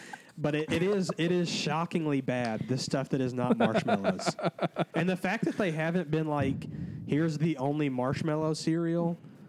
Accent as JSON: {"language": "English", "town": "Columbus", "region": "Georgia", "country": "United States", "said": "I am from Columbus, Georgia, as is Courtney, which is where Dr. Pemberton invented Coca-Cola."}